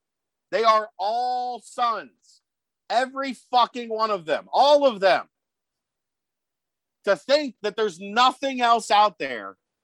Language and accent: English; Kentucky, United States; Okay, then I'm Clooney. I'm from Kentucky.